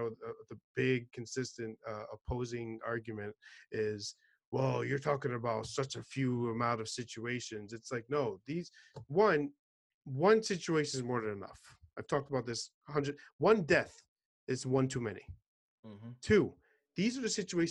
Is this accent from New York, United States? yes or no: yes; New York City, New York, United States; I'm originally from New York City